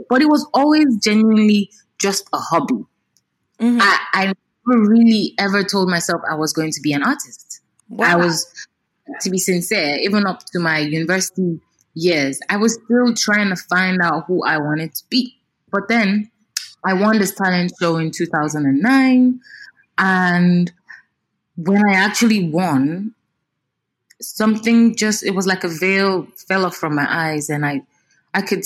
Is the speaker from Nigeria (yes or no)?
yes; Nigeria; as an African, as a Nigerian